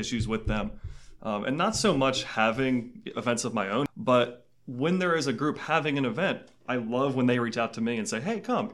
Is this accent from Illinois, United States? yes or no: no; Maryland's 6th congressional district, United States; also born or lived in Clarksburg, Maryland; I am from District Six. I went to high school at Saint John's Prospect Hall when I was there